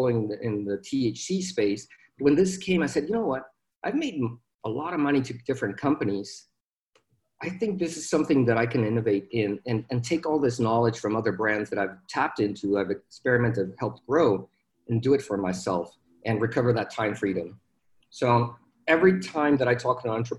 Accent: Mexico; moved away as an adult; now in Dallas, United States; I was born in Mexico, born and raised down there. I moved to Dallas in 2011.

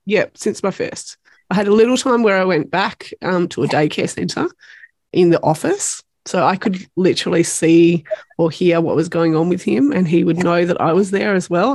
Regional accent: Tasmania, Australia; from Tasmania

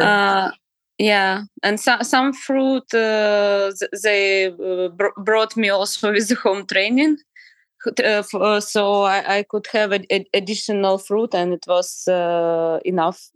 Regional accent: Ukraine; I'm from Ukraine

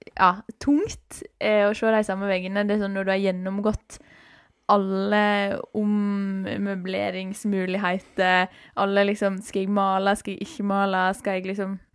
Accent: Norway

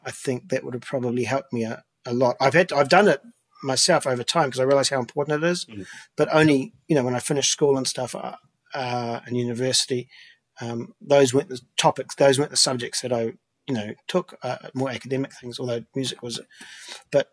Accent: New Zealand; now in Vancouver, Canada; Growing up in New Zealand

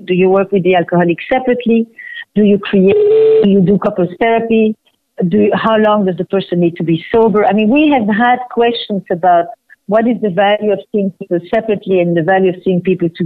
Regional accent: Flemish part of Belgium, Flanders, Belgium; moved away; I'm from Belgium, from the Flemish part of Belgium

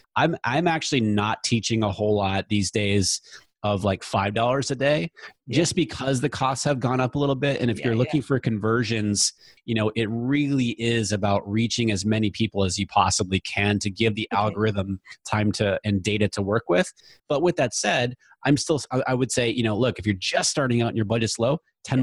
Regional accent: New Hampshire, United States; moved away as an adult; also born or lived in Virginia / West Coast; I grew up in New Hampshire, went away to school in Virginia, so I went away 500 miles from home

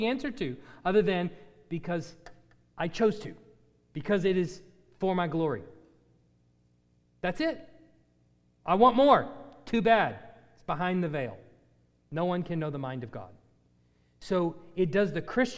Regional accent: United States; as Americans

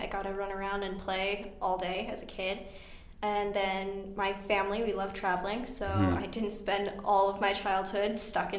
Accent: Pingree, Idaho, United States; also born or lived in Blackfoot, Idaho; And then I moved 15 minutes outside of Blackfoot to a small town called Pingree.

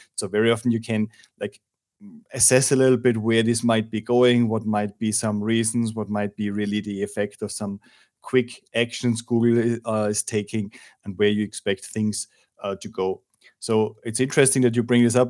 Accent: Austria; now in Madrid, Spain; I'm from Austria

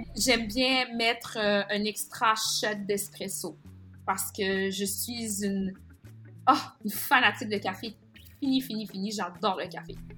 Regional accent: Quebec, Canada; mon enfance était vraiment teintée d'un, certain déchirement entre le fait euh, de célébrer ma culture haïtienne ou de vouloir m'intégrer à la culture québécoise

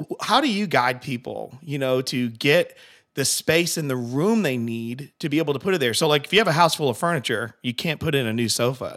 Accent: Connecticut, United States; I'm from Connecticut

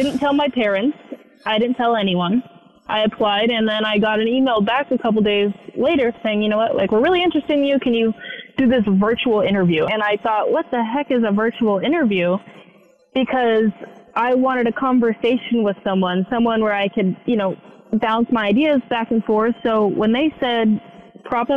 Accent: West Coast, United States; moved away as an adult; I'm from the West Coast.

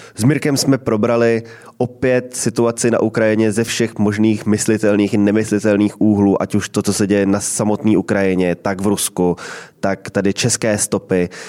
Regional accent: Czechia; jsme my Češi

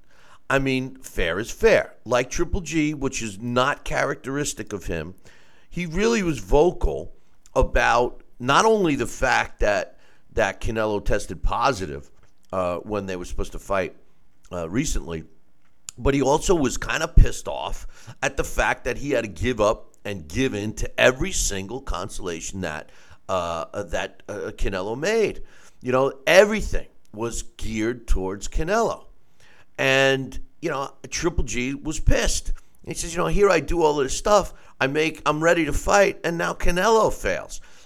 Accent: New York, United States; the most reputable state that I was licensed in happens to be my home state of New York

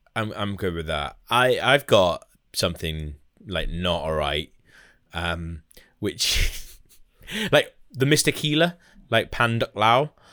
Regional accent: Wales, United Kingdom; as Welsh people, we've, you know, we, we're quite lucky in a lot of respects because we were all born Welsh

